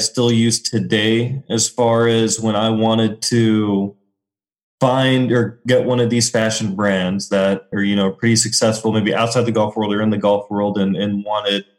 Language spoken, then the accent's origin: English; Springfield, Missouri, United States; moved away as an adult; also born or lived in New York; now in Des Moines, United States; I grew up in Springfield, Missouri